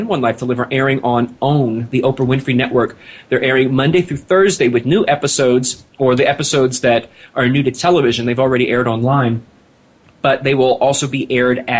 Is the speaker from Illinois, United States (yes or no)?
no; Philadelphia, Pennsylvania, United States; We're both from Philadelphia